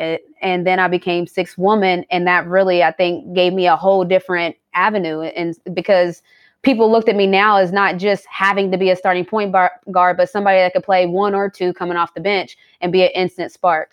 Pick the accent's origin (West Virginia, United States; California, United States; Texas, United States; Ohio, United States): West Virginia, United States; St. Albans; now in Atlanta, United States; I grew up in Saint Albans, West Virginia